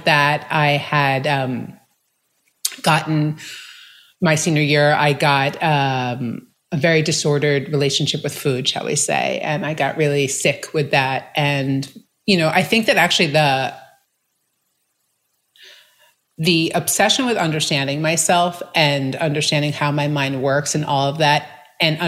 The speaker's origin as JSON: {"language": "English", "region": "New York", "country": "United States", "tie": "born or raised there", "said": "I grew up in New York to very loving parents with an older brother"}